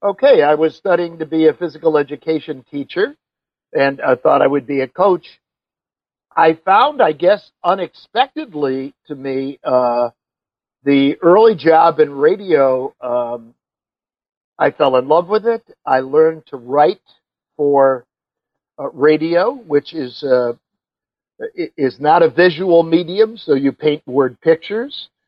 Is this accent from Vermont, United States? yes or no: yes; Vermont, United States; we're from Vermont